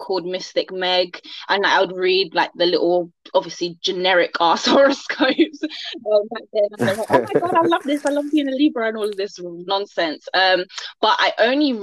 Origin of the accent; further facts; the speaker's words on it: London, United Kingdom; I'm from London, born and raised here.